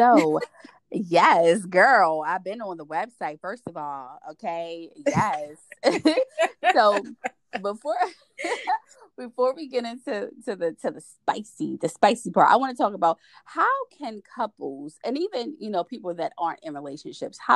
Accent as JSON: {"language": "English", "region": "New York", "country": "United States", "said": "I'm from New York."}